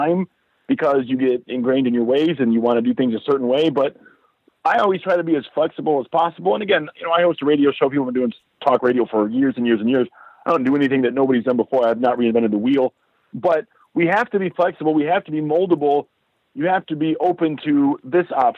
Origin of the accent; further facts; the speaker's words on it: Detroit, Michigan, United States; moved away as an adult; now in Tucson, United States; I'm from Detroit, and we went through a horrendous, horrendous economic downfall